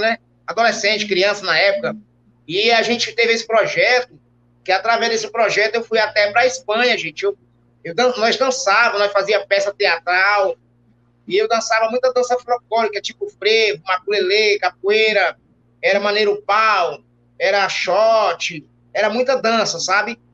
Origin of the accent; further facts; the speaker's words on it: Fortaleza, Ceará, Brazil; also born or lived in Itapipoca, Ceará; eu nasci no interior chamado Itapipoca, no Ceará, certo? É, terra do Tiririca, de outros mais, né? E com 4, 5 anos de idade, eu vim para Fortaleza